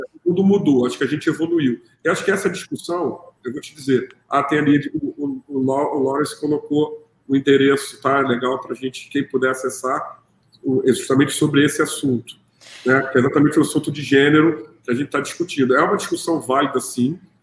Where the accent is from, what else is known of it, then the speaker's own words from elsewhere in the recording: Rio de Janeiro, Brazil; Como a gente fala aqui no Rio